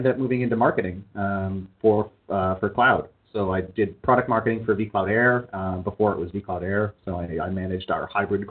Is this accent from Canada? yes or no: yes; Canada; moved away as an adult; now in United States; and when I lived in Canada, I am a Canadian citizen.